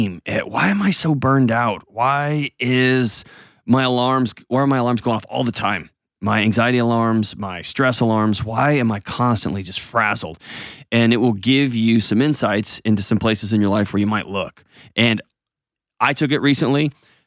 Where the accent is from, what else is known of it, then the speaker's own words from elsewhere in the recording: Texas, United States; now in Nashville, United States; when I was a kid growing up in Texas